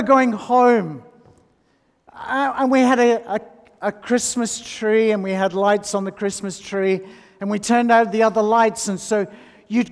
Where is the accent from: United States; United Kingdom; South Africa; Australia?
United Kingdom; North West England; I grew up in the Northwest England